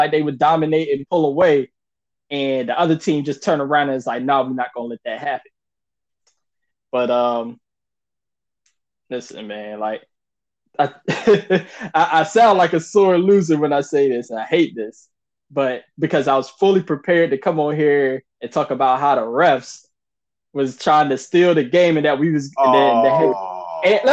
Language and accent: English; North Carolina, United States; I grew up in North Carolina